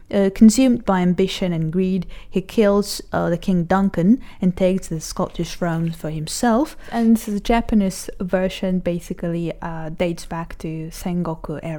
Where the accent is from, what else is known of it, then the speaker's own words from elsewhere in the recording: Israel; I'm 29 years old And I'm from Israel.